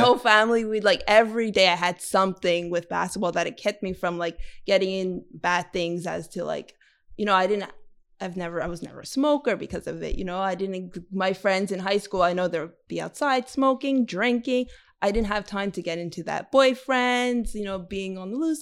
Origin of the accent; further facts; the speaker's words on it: Montreal, Quebec, Canada; I grew up in the West Island